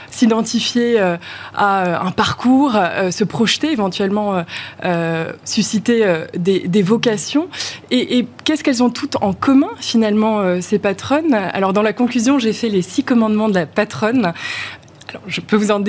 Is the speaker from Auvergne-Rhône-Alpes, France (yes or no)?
yes; Lyon, Auvergne-Rhône-Alpes, France; Alors moi, je suis franco-britannique, j'ai grandi à Lyon